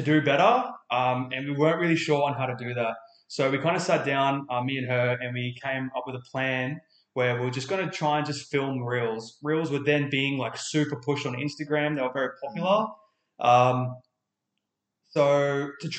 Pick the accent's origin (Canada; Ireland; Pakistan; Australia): Australia; Far North Queensland; now in Adelaide, Australia; I'm from Far North Queensland